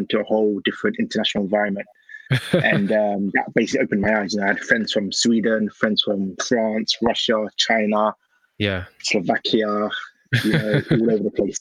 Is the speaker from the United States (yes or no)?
no; London, United Kingdom; also born or lived in Ghana; I grew up in Wembley, so northwest London, where it's quite vanilla